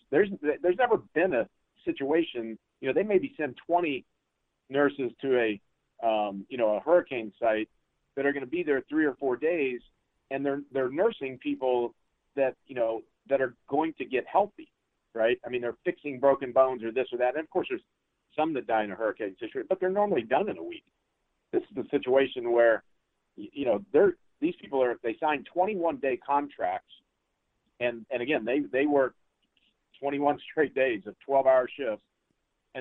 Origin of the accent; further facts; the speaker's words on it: Hutchinson, Kansas, United States; moved away; I grew up in Hutchinson, so I'm familiar with Wichita